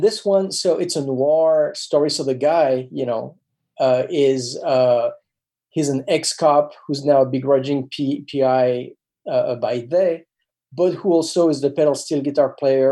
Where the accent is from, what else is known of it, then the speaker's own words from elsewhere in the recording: France; moved away; when I was growing up in France